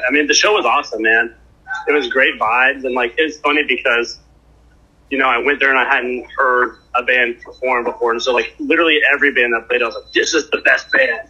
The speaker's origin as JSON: {"language": "English", "town": "Houston", "region": "Texas", "country": "United States", "moved": "yes", "lives_now": "Brooklyn, United States", "said": "I'm from Houston originally"}